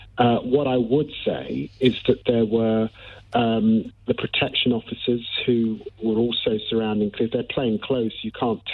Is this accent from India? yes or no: no; London, United Kingdom; You know, I'm born and raised in Tottenham.